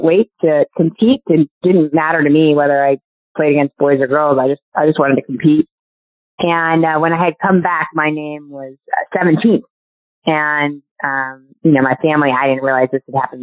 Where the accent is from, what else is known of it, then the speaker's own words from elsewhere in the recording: Syracuse, New York, United States; I grew up in Syracuse, New York